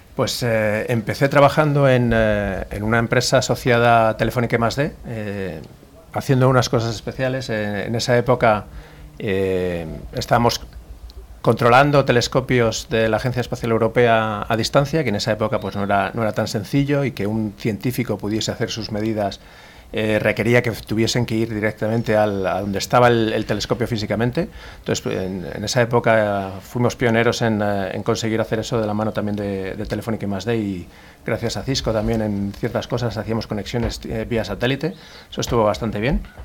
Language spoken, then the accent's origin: Spanish; Madrid, Community of Madrid, Spain; soy de Madrid, nací en Madrid, pero bueno, toda mi familia, o prácticamente toda mi familia es del norte, norte de España, Cantabria y alrededores